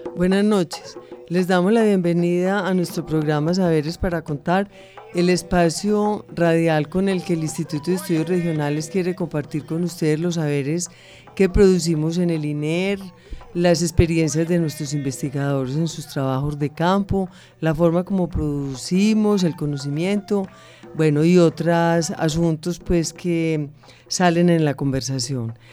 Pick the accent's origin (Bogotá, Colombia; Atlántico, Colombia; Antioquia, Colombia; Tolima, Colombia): Antioquia, Colombia; nosotros pues como tan paisas por aquí